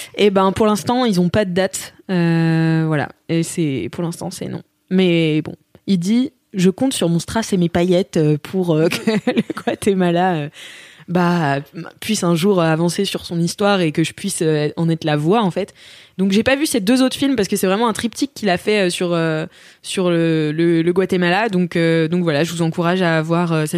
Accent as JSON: {"language": "French", "country": "France", "said": "moi, en tant que française"}